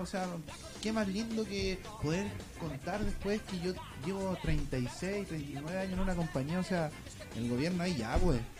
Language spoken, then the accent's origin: Spanish; Antofagasta, Chile; yo soy de Antofagasta